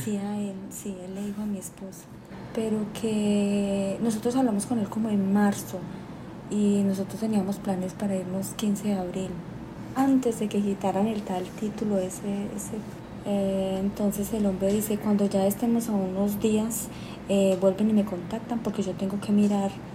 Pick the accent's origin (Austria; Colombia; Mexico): Colombia; moved away as an adult; now in Panama